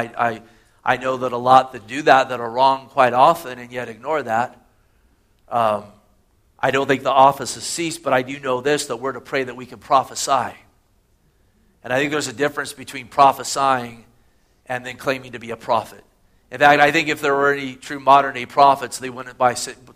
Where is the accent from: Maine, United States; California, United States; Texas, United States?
California, United States; Gilroy; Growing up in Gilroy